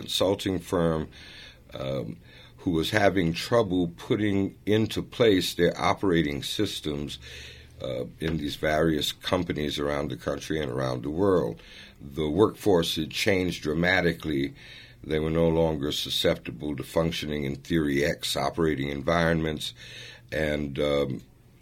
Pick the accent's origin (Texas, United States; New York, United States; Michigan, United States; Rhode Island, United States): New York, United States; New York City; also born or lived in Florence, Italy; I grew up in Harlem in the South Bronx